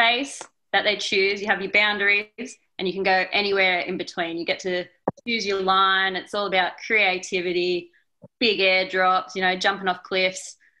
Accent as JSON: {"language": "English", "town": "Newcastle", "region": "New South Wales", "country": "Australia", "said": "I'm from Newcastle, which is about a 7-hour drive to the snow."}